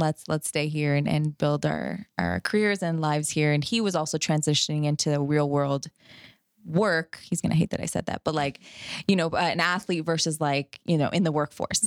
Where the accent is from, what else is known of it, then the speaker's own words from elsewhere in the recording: Canada; moved away as an adult; now in Fort Worth, United States; I'm from Canada. So, um, I did my, all my schooling there